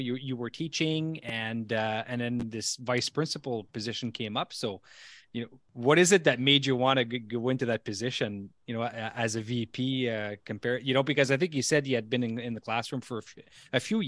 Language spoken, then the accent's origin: English; Elliott Lake, Ontario, Canada; born and raised in Elliott Lake, Ontario